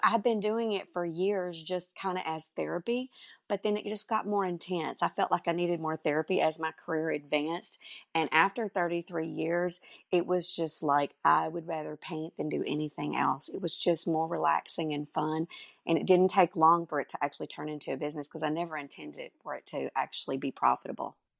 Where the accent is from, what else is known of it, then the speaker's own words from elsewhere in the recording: Dallas, Texas, United States; now in Canton, United States; I was actually born in Dallas, Texas, and, uh, Mom and Dad had a home in the country, one here in Canton where we live now and one in in Dallas, so I went to school in Dallas